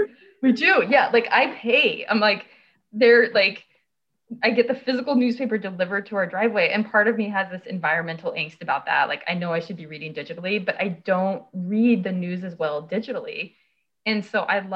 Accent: Colorado, United States; moved away; where I grew up in Colorado

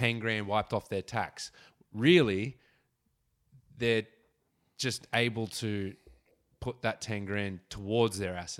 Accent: Wollongong, New South Wales, Australia; I grew up in Wollongong.

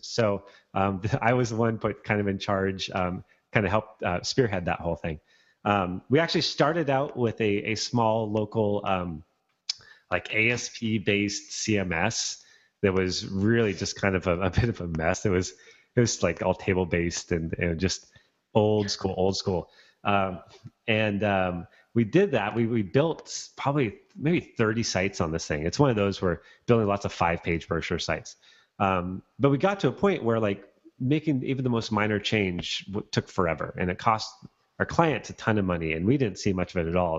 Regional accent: Bellingham, Washington, United States; moved away; back in my hometown of Bellingham

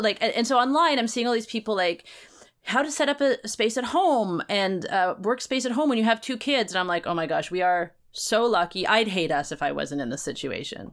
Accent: Vancouver, British Columbia, Canada; I grew up in Vancouver

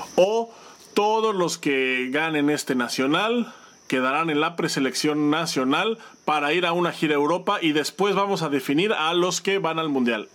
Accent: Querétaro, Mexico; En Querétaro, que es de donde yo soy

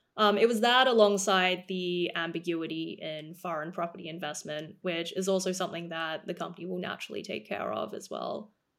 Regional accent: Melbourne, Victoria, Australia; moved away as an adult; also born or lived in Cambridge, United Kingdom / Oxford, United Kingdom / New York, United States / London, United Kingdom; I was born and raised in Australia for the first eighteen years of my life, um, so I grew up in Melbourne

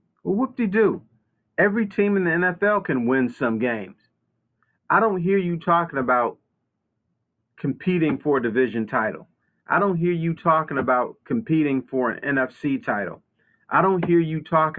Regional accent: Detroit, Michigan, United States; I'm from Detroit

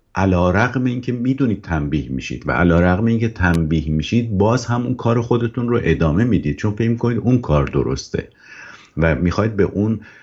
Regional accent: Iran; ایرانی بودن من که دست خودم نبوده من تو اون جامعه به دنیا اومدم

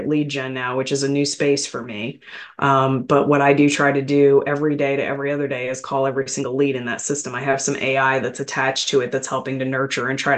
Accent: Michigan, United States; I grew up in Michigan and, so around factories, a lot of factories, farms, things like that, very rural part of the state

